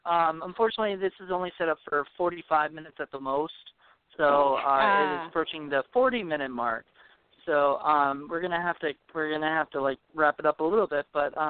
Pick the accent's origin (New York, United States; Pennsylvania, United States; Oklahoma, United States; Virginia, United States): Virginia, United States; Williamsburg; I'm from Virginia.